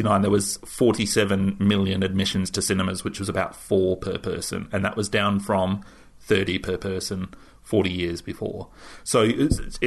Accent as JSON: {"language": "English", "country": "Australia"}